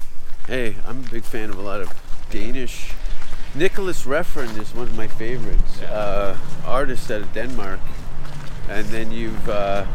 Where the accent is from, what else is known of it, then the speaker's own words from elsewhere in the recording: Hamilton, Ontario, Canada; moved away as an adult; also born or lived in England / Los Angeles; Hamilton, where I was born. 71 to 93, that was home.